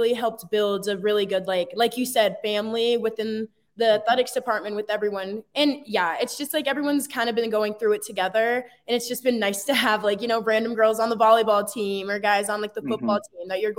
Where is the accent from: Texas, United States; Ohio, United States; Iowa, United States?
Texas, United States; So, I mean, I'm originally from Texas and so I was looking at schools kind of down there and in the South.